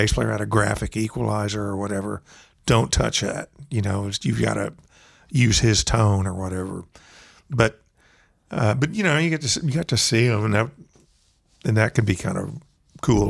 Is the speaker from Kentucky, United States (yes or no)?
no; Texas, United States; I'm from Texas